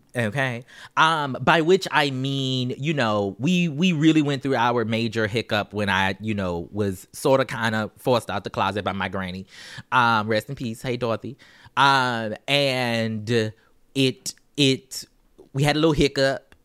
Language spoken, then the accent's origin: English; Charleston, South Carolina, United States; I'm from Charleston, South Carolina